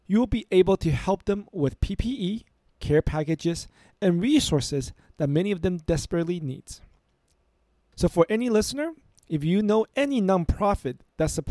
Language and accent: English; California, United States; I am from California and it is still very dear to my heart